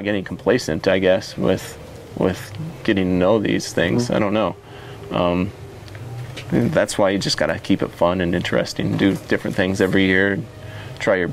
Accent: Idaho, United States; also born or lived in Sonoma County, California / Margaret River, Australia; now in Willamette Valley, Oregon, United States; I grew up in Idaho, like, it can be 95 degrees and there's no humidity there

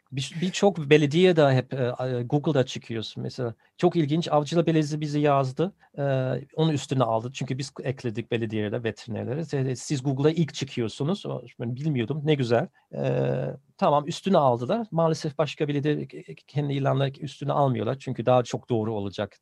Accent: Bonn, North Rhine-Westphalia, Germany; Turkish is a second language; moved away as an adult; now in Turkey; Ben Bon'da doğdum

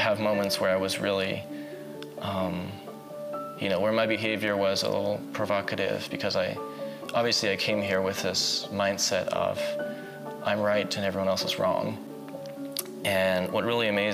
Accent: Berlin, Germany; I grew up in Berlin. I spent pretty much all of my life in Berlin.

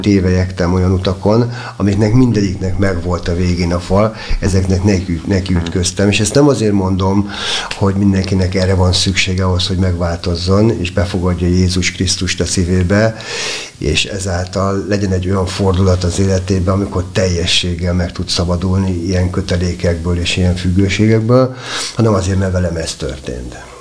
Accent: Budapest, Hungary; én a természet közelében nőttem fel a Hármastatárhegyen

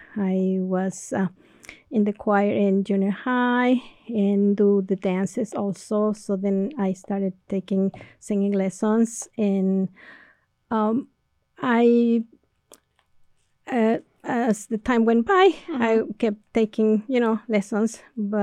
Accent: Mexico City, Mexico; English is a second language; moved away as an adult; also born or lived in Houston; now in Connecticut, United States; I was born in Mexico City, and I came to the United States a long time ago. The first time I was 18

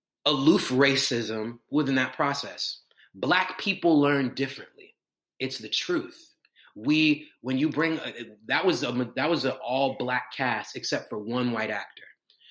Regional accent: Atlanta, Georgia, United States; moved away; I'm from Atlanta. It's black as hell here.

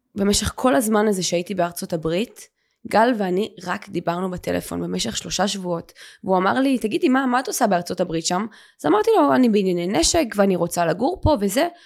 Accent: Ramat Gan, Tel Aviv District, Israel; גדלתי ברמת חן, ברמת גן

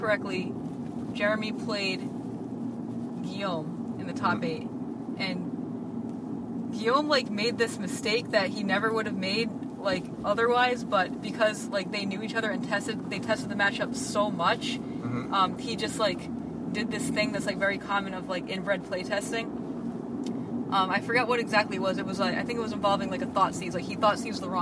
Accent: New England, United States; I'm from New England and grew up playing with those guys

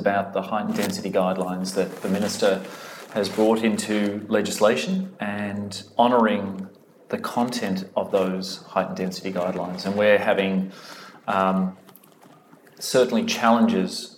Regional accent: Australia; moved away as an adult; now in Dublin, Ireland; my home country

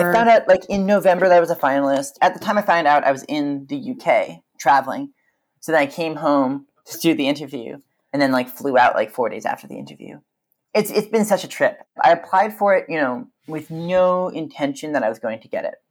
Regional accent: Vancouver, British Columbia, Canada; moved away as an adult; also born or lived in Victoria; now in Berlin, Germany; I grew up in Vancouver

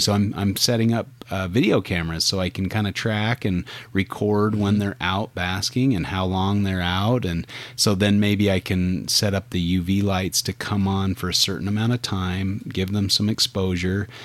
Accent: Utah, United States; my home state of Utah

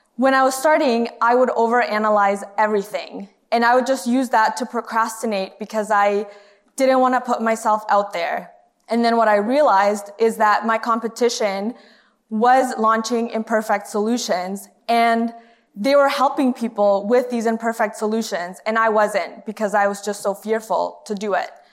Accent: Canada; moved away as an adult; also born or lived in Honduras; now in United States; I moved to Canada when I was in grade four

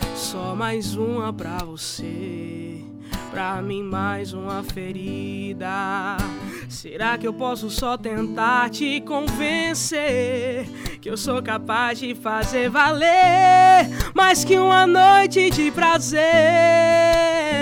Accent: Camutanga, Pernambuco, Brazil; moved away as an adult; now in João Pessoa, Brazil; Eu sou de Camutanga, Pernambuco. É lá no interiorzinho, quase na divisa com a Paraíba

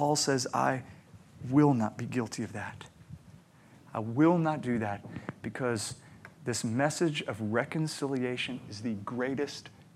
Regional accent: United States; me being an American with a good job, a good home, a good education

